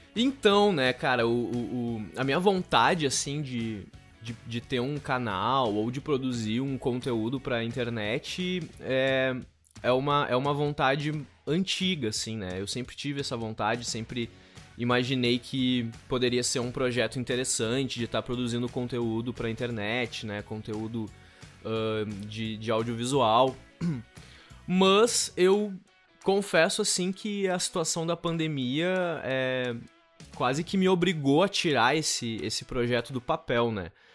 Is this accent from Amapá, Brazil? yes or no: no; Canguçu, Rio Grande do Sul, Brazil; also born or lived in Pelotas; Na minha cidade natal, que eu sou natural de Canguçu.